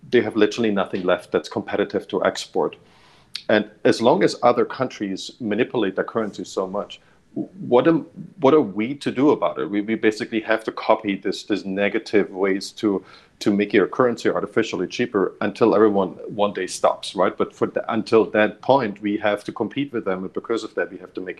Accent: Germany; moved away; I grew up in Germany

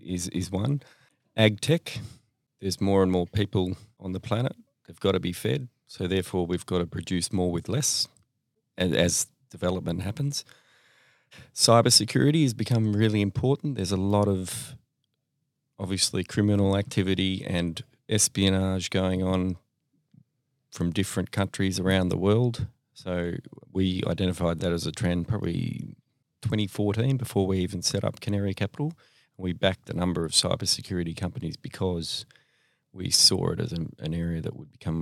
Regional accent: Melbourne, Victoria, Australia; From Melbourne, born and bred here.

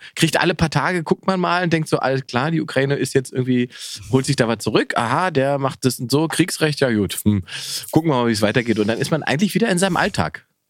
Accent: Germany; wir zum Beispiel als Deutsche

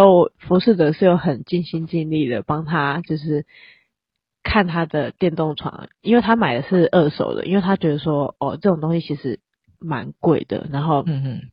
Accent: Taiwan; 就是我们台湾人

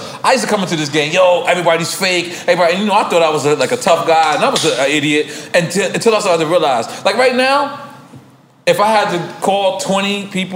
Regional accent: New York City, New York, United States; I grew up in Queens

